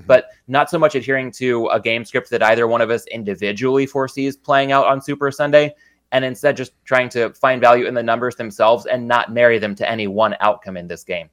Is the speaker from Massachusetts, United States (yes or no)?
no; San Diego, California, United States; growing up in San Diego